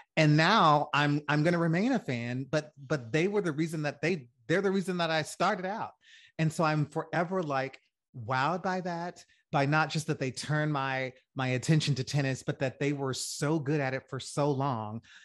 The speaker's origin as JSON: {"language": "English", "region": "Louisiana", "country": "United States", "also_born_or_lived": "New Orleans", "said": "I'm from Louisiana"}